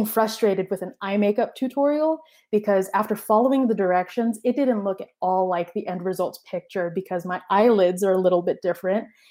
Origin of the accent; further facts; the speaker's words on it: Texas, United States; I was born in Texas to immigrant parents. And both my parents came to the States from the Philippines back in the 80s